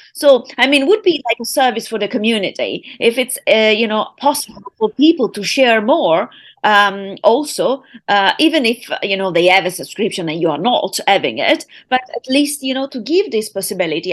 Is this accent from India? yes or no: no; United Kingdom; now in Italy; my hometown, U K